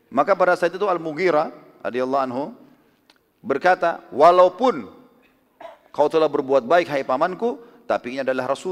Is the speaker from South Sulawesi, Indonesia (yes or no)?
yes; South Sulawesi, Indonesia; Alhamdulillah saya dari Sulawesi Selatan, dan saya banyak orang Bugis.